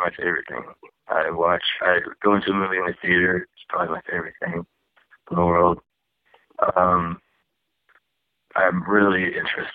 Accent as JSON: {"language": "English", "town": "Dallas Center", "region": "Iowa", "country": "United States", "tie": "born or raised there", "also_born_or_lived": "Des Moines, Iowa", "moved": "as an adult", "lives_now": "Los Angeles, United States", "said": "I'm actually from Iowa. I was born in Des Moines, Iowa, and I grew up in a small town outside of there. It was about 1,200 people or so. 1500 called Dallas Center, Iowa"}